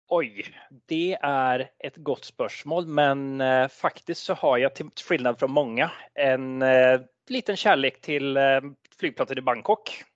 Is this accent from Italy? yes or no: no; Sweden; accent: Svorsk; also born or lived in Norway; en svensk uten flyskam. Men det kan vel ha, det er vel anledningen at jeg er halvt norsk